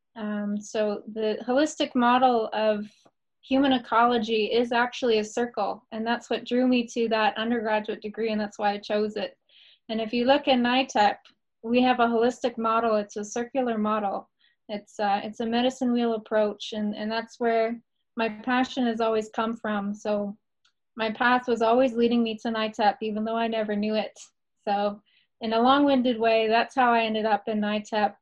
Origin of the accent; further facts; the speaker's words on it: Naha territory, British Columbia, Canada; I grew up in the traditional Naha territory on the other side of BC